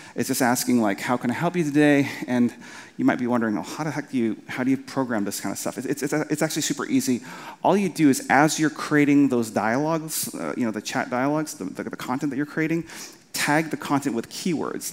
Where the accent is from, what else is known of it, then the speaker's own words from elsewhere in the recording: Winnipeg, Manitoba, Canada; I'm from Canada from a from a, from a kind of a place called Winnipeg